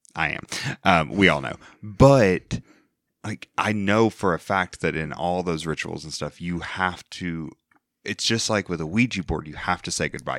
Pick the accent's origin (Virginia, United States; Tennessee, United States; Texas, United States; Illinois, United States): Tennessee, United States; near Gallatin; I grew up near the one in Tennessee